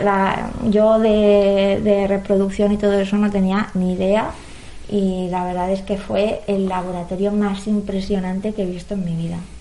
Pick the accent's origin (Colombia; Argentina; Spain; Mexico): Spain; Valencian Community; como valenciano